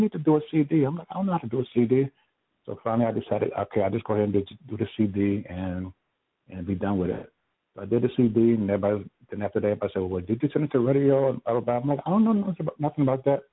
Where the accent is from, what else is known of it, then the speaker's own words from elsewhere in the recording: San Juan, Puerto Rico; I was born and raised in San Juan, Puerto Rico